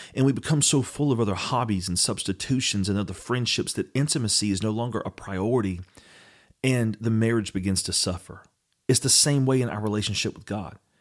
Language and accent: English; Eastern North Carolina, United States; in our family, we grew up in Eastern North Carolina